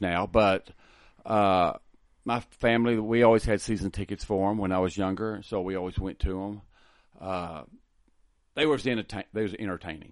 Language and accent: English; Lubbock, Texas, United States; also born or lived in Hereford; I was born here in Lubbock, went to school, high school here in Lubbock, went to tech.